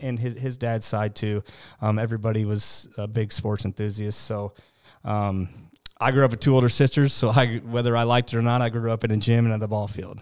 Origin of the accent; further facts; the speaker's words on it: Mount Zion, Illinois, United States; also born or lived in Jacksonville, Illinois / Decatur, Illinois; born and raised in Mount Zion